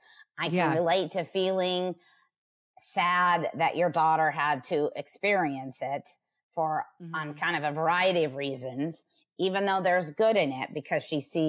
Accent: Huntington Beach, California, United States; also born or lived in Los Angeles; I was born and raised in Huntington Beach, California, which is in Orange County

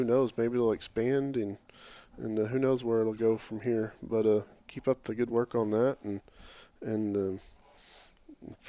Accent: Oklahoma City, Oklahoma, United States; growing up, you know, here, I'm from Oklahoma City area

